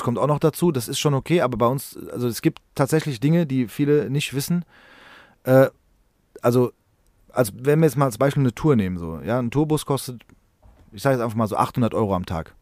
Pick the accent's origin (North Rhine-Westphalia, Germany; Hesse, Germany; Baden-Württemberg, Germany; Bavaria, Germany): Hesse, Germany; Frankfurt; wir sind in Rödelheim im gleichen Haus groß geworden